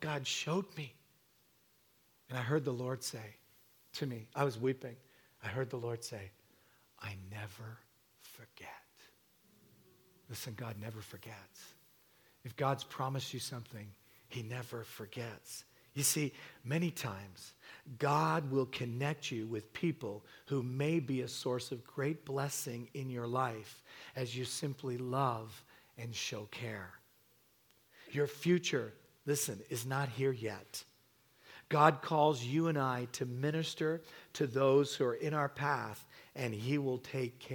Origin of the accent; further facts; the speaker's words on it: England, United Kingdom; also born or lived in Hamilton / Toronto; now in Canada; I was born in England, and so my mom cooked with one spice, salt